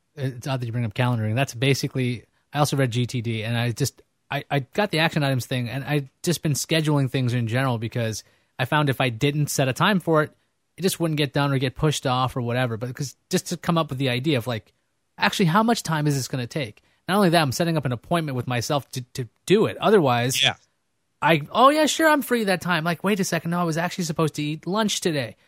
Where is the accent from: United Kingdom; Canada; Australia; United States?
United States; New York; also born or lived in California; I grew up in Queens